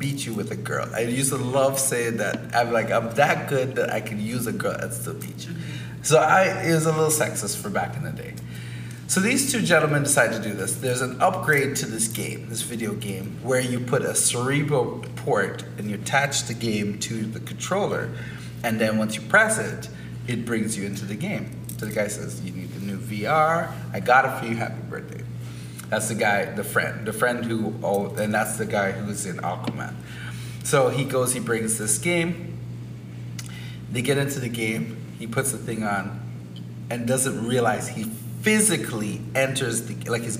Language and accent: English; Canada; We're Canadian, we're Caribbean, we're Black people